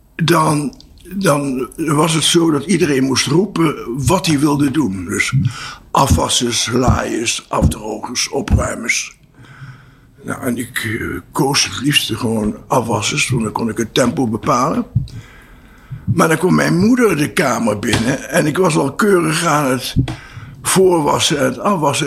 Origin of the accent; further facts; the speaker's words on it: Apeldoorn, Gelderland, Netherlands; also born or lived in Voorburg, South Holland; in 1948 zijn we verhuisd naar Apeldoorn